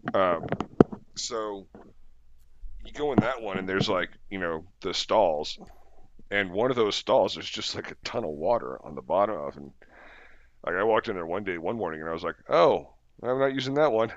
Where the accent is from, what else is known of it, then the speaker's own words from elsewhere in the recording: United States; as an American